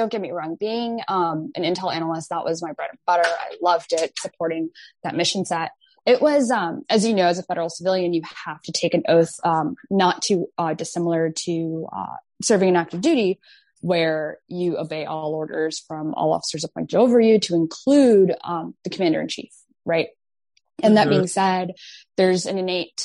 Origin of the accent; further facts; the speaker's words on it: Mogadishu, Banaadir, Somalia; now in Maryland, United States; I was born in Mogadishu, Somalia. So I fled a civil war with my family